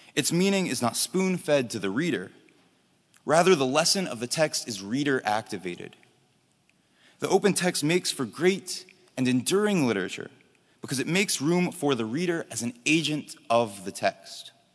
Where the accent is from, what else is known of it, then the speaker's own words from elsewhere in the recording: Charlotte, North Carolina, United States; my hometown of Charlotte, North Carolina